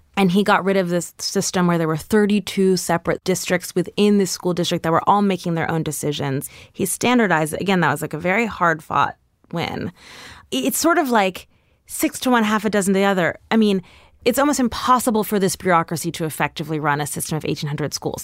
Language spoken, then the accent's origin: English; New York City, New York, United States; I grew up on one hundred six between West End and Riverside.